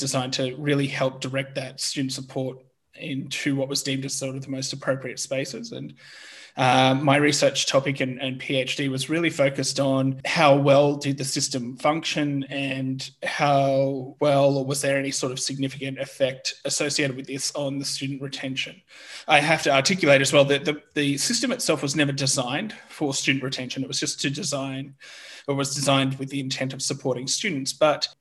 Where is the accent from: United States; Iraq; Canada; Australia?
Australia; moved away as an adult; now in Germany; I'm originally from Australia, but I'm now currently living and working in Germany